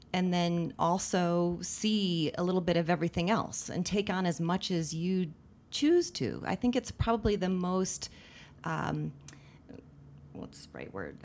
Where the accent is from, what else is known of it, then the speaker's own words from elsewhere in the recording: Littleton, Colorado, United States; I grew up mostly in Littleton, um, in the middle class suburbs. Uh, went to Arapahoe High School